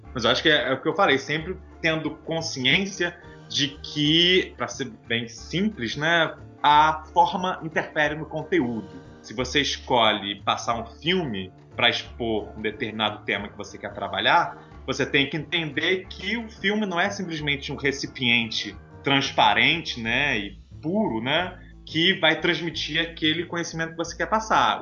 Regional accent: Niterói, Rio de Janeiro, Brazil; eu sou de Niterói, no Rio de Janeiro.

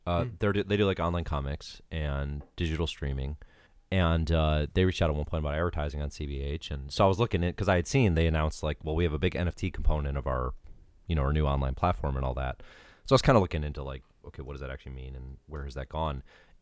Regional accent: Georgia, United States; I know I'm from Georgia

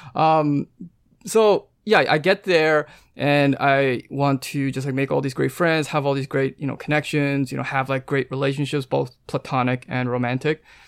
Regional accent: Vancouver, British Columbia, Canada; moved away as an adult; I'm from Vancouver, so I, from actually Canada.

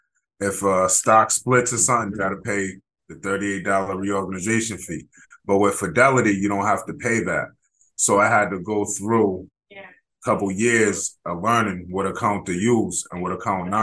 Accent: Rhode Island, United States; I was born and raised in Rhode Island

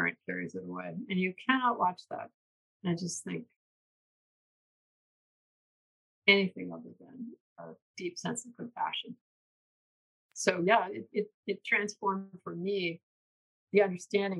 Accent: New York, United States; moved away as an adult; I'm from the East Coast, New York. And when I came out here in 1992

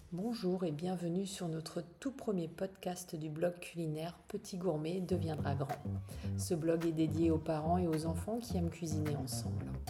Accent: Alsace, Grand Est, France; on est originaire d'Alsace

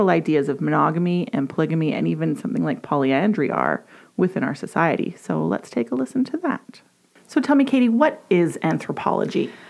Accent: Edmonton, Alberta, Canada; I was born and raised in Edmonton, YEG

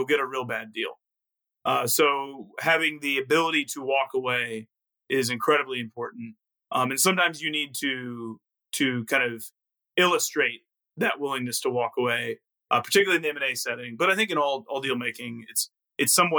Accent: Arkansas, United States; moved away as an adult; also born or lived in Mississippi; I was born in Mississippi, grew up in Arkansas, very much in the South

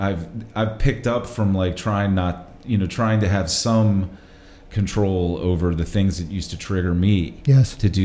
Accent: Richmond, Virginia, United States; I grew up in Churchill. I went to Richmond Public Schools

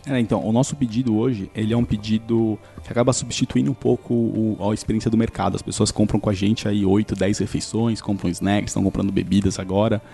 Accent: São Caetano do Sul, São Paulo, Brazil; eu sou de São Caetano

